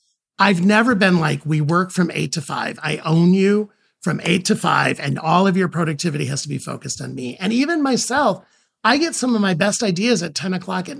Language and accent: English; Ohio, United States; I grew up in a very union household in, you know, but I grew up in Ohio.